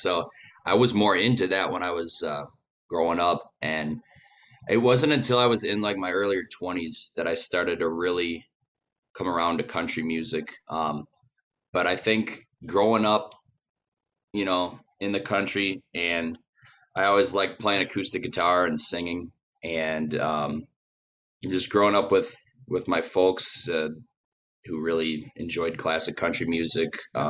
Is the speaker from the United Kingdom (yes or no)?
no; Sauk City, Wisconsin, United States; we were kind of halfway in between Sauk City and another town called Spring Green. And I kind of grew up more rural.